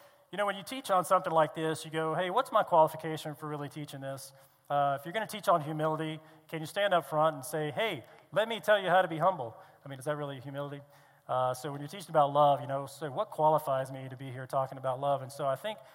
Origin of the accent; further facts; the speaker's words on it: East Coast, United States; I grew up on the East Coast